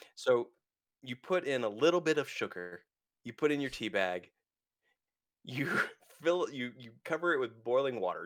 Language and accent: English; United States; I'm an American